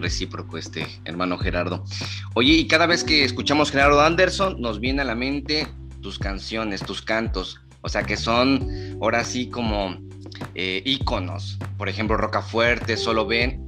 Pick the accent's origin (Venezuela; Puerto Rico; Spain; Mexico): Mexico; Chiapas; aquí somos de Chiapas